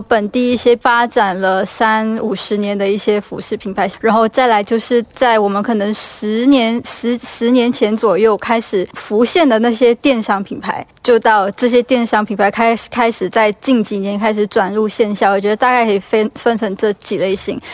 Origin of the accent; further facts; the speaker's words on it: Malaysia; moved away as an adult; now in Singapore; 我要离开我的家乡，回到新加坡工作的时候